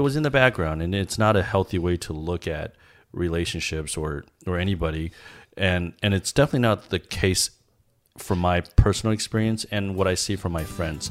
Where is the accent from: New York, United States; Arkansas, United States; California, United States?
California, United States; Los Angeles; also born or lived in Harbin, China; even though I was born in China, I think a lot of my habits are, were formed in, uh, in the States, particularly Los Angeles